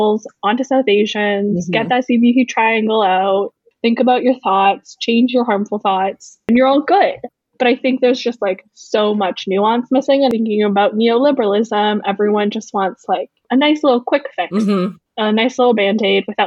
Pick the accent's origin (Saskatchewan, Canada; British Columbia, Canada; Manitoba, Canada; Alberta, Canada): Manitoba, Canada; Winnipeg; I was born and raised in Winnipeg